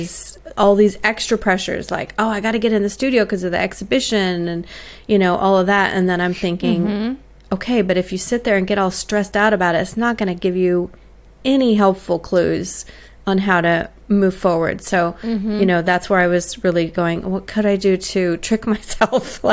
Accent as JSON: {"language": "English", "country": "United States", "moved": "yes", "lives_now": "Australia", "said": "for me as an American in Australia"}